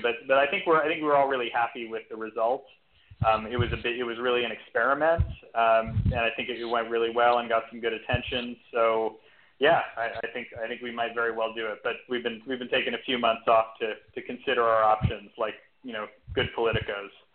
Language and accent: English; New York City, New York, United States; moved away as an adult; now in Austin, United States; I'm actually was born and raised in New York City uh, and lived there uh, most of my life until about six years ago um, when I, I relocated to Austin